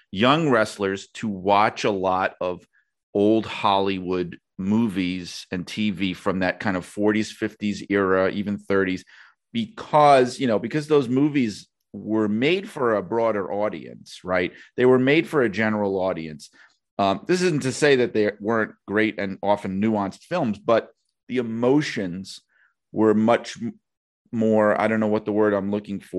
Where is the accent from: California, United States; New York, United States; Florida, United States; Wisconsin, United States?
New York, United States; accent: New York; a lot of uh, listeners from other parts of the country or world like to point out my New York accent to me